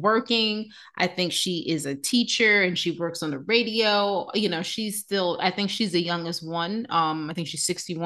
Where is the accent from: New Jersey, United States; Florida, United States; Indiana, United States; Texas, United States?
New Jersey, United States; we're from Jersey